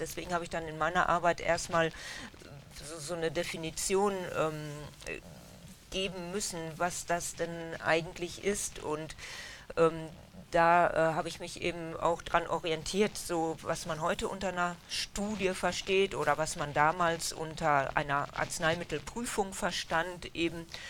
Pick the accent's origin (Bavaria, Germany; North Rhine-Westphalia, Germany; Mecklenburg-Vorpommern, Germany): North Rhine-Westphalia, Germany; Dülmen; also born or lived in Essen; die meiste Zeit in Dülmen aufgewachsen